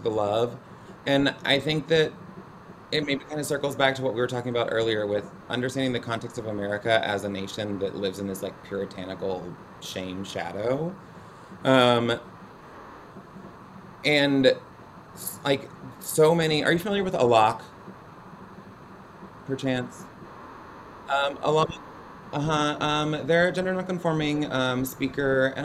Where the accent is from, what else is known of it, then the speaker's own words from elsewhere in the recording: the South, United States; being a Southerner and a proud Southerner